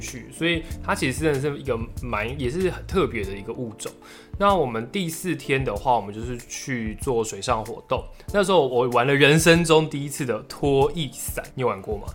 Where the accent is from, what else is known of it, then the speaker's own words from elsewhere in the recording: Taipei, Taiwan; 我身为台北人